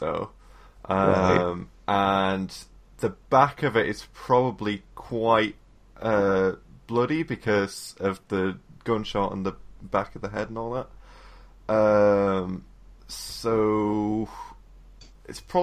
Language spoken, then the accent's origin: English; England, United Kingdom; as an English person